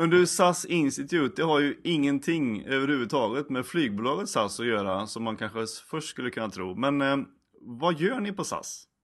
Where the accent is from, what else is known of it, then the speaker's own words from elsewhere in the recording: Karlstad, Värmland, Sweden; moved away as an adult; also born or lived in Gothenburg / Dublin; now in Stockholm, Sweden; Jag är ursprungligen från Karlstad i Värmland.